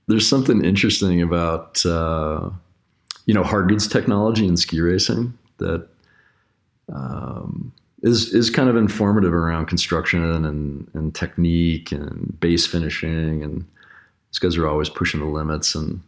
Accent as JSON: {"language": "English", "town": "Littleton", "region": "Colorado", "country": "United States", "tie": "born or raised there", "said": "Yeah, I'm a Colorado kid. I grew up in Littleton, Colorado, and I grew up racing bikes and ski racing."}